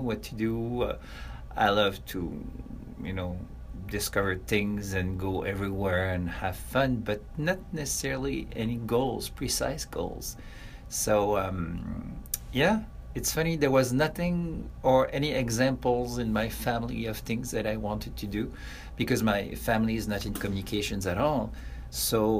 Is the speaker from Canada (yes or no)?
yes; south shore of Montreal, Quebec, Canada; I was born in Montreal, but I was raised on the south shore of Montreal, which is very close to the city